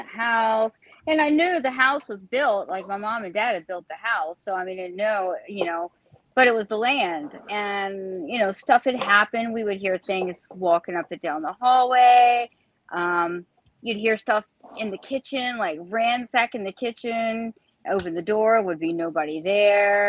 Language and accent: English; Matoaca, Virginia, United States; I grew up in Matoaka, which is it's a country town right outside of Petersburg.